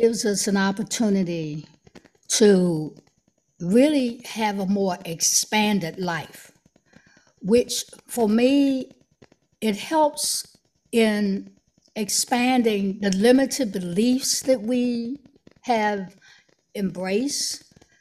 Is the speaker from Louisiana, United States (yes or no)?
no; Washington, District of Columbia, United States; moved away as an adult; now in Maryland, United States; I was born and raised in Washington, D.C.